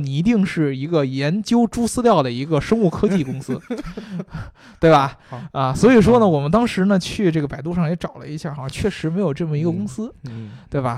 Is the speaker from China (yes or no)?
yes; China; 我们中国人